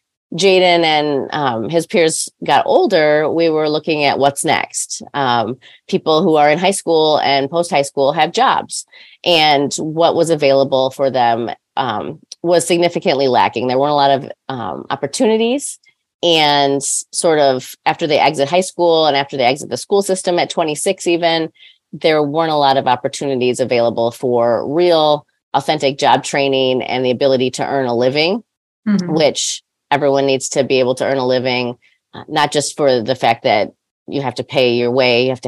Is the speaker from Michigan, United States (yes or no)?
yes; Detroit, Michigan, United States; now in Grand Haven, United States; I live in Grand Haven. I'm originally from Detroit